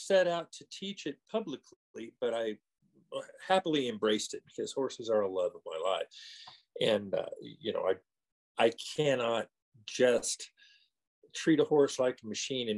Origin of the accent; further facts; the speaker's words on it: California, United States; moved away as an adult; now in Colorado, United States; I live in Colorado now, but I was born in California and spent my young early life up to my early 20s there.